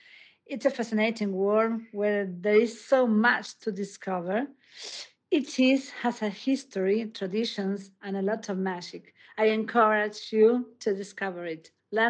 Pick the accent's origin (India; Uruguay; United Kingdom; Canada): Uruguay; I'm from Uruguay